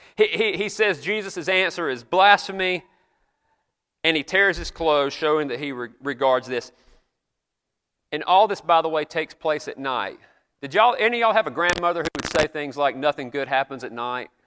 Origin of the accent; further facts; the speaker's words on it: the South, United States; accent: Southern; if you guess places like South Carolina, Georgia, North Carolina, that's usually what I get